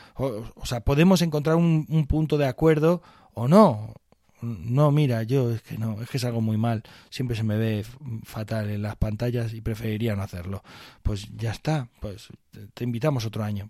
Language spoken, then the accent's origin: Spanish; Barcelona, Catalonia, Spain; now in Guadalajara, Spain; yo nací en Barcelona